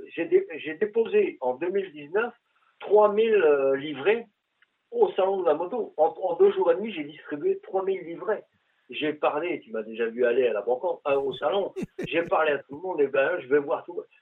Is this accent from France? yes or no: yes; northern France, France; also born or lived in Quebec; now in Canada; moi qui, qui viens du nord de la France, donc dans, des régions de plaine, les plus grandes plaines de, France